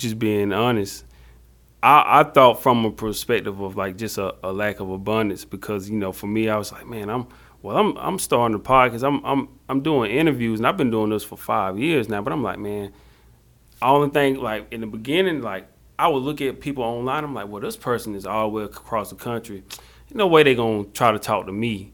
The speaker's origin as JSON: {"language": "English", "town": "Jonesville", "country": "United States", "said": "I'm from Jonesville, little Jonesville."}